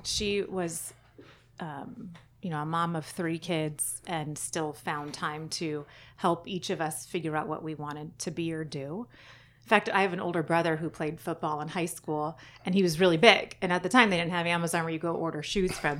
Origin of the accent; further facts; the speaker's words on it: San Diego County, California, United States; also born or lived in Fallbrook / Carlsbad / Bonita / Chula Vista; I grew up all over San Diego County